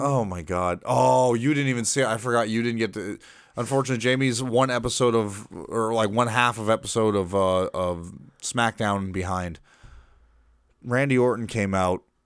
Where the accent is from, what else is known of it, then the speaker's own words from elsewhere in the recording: Massachusetts, United States; now in Florida, United States; I was born in Massachusetts. I am not a native Floridian